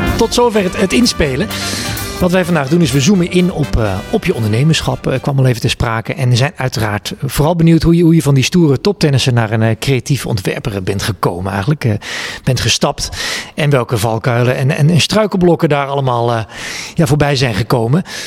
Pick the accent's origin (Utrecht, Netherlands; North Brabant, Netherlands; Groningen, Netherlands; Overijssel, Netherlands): Overijssel, Netherlands; Twente; Ik, ik ben een jongen uit Twente.